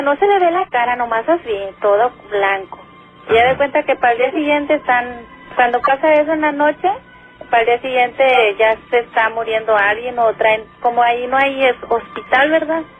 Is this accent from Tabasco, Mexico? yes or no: no; González, Tamaulipas, Mexico; now in Matamoros, Mexico; Yo soy de González, Tamaulipas.